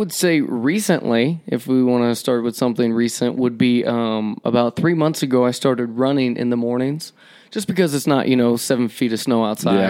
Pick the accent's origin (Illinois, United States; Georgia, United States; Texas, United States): Georgia, United States; moved away as an adult; also born or lived in Alabama; now in Mammoth Lakes, United States; I'm from Georgia originally, born in Alabama, moved to Georgia when I was 2, was raised there my entire life till 18